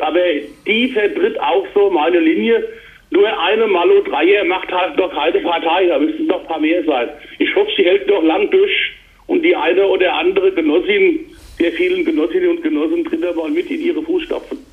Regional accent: Mainz, Rhineland-Palatinate, Germany; Ich bin genauso als Mainzer und Rheinland-Pfälzer

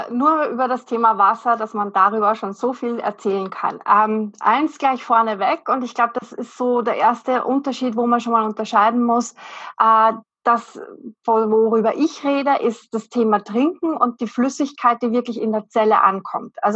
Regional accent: Vienna, Austria; ich komme aus Wien, bin in Wien zu Hause

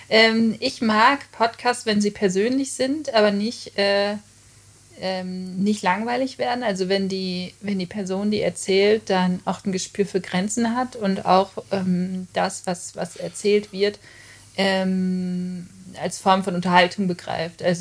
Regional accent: Gevelsberg, North Rhine-Westphalia, Germany; also born or lived in Hagen; also ich bin in Hagen mhm. geboren, in, aber ich bin aufgewachsen in Gevelsberg.

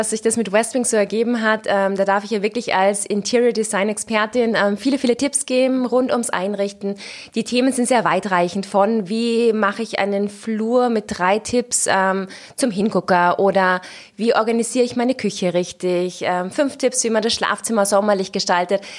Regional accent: Austria; now in Cologne, Germany; Naja, ich muss sagen, also in Köln war ich ja gerade am Anfang nicht besonders beliebt. Also gerade als {S0} Österreicherin {S1} und mit dem Ischgl-Thema war es dann doch so

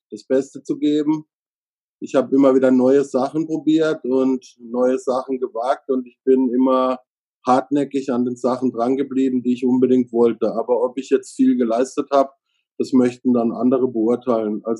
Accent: Freiburg im Breisgau, Baden-Württemberg, Germany; born there; Also ich bin in Freiburg im Breisgau geboren. Da streiten sich jetzt manche drüber, ob das der Schwarzwald ist oder nicht.

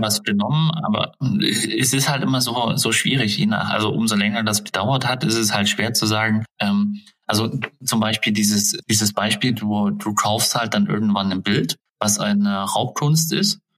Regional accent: Germany; wir sind ja auch typisch deutsch

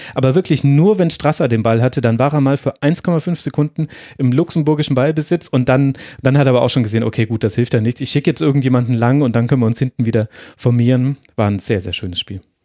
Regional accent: Würzburg, Bavaria, Germany; Ich komme ja aus der Würzburger Ecke, also Großraum Würzburg.

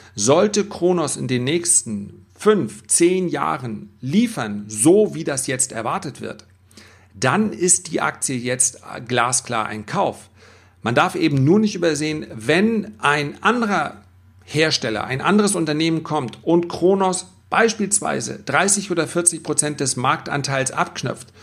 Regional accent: Germany; wir als Deutscher

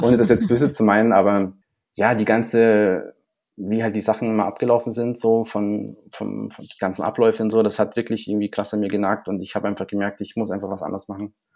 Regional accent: Munich, Bavaria, Germany; ich bin auch in Neuperlach zur Schule gegangen.

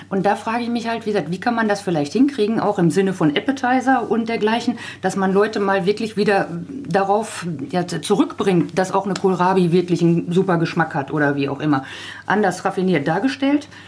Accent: Lippe, North Rhine-Westphalia, Germany; Also ich bringe es auch überall an wo ich herkomme, versuche das auch in jeder Rede irgendwo mit unterzubringen.

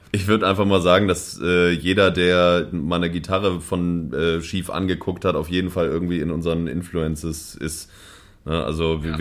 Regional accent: Hamburg, Germany; also, ich, ich, ich bin ja Hamburger und ähm, Berlin, also ich mochte Berlin nicht so richtig.

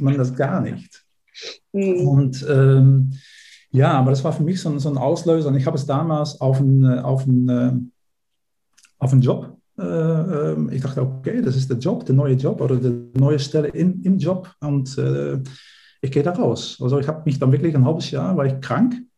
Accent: Netherlands; German is a second language; moved away as an adult; also born or lived in Berlin, Germany; now in Germany; ich bin äh, Niederländer, wie man vielleicht auch äh, äh, unschwer äh, hören kann

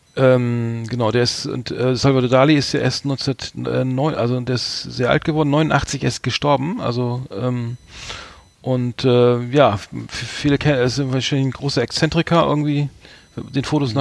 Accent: Germany; als Deutscher

